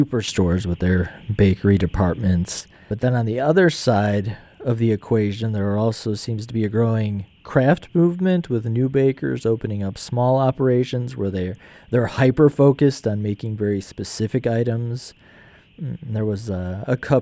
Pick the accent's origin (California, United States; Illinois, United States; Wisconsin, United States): Illinois, United States; Wheaton; I grew up in Wheaton, and I have these great memories of my grandma